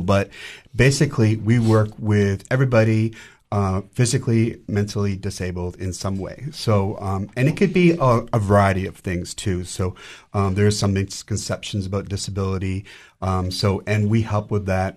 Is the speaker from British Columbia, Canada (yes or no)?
yes; Vancouver, British Columbia, Canada; moved away as an adult; now in Cookeville, United States; I'm originally from Vancouver, Canada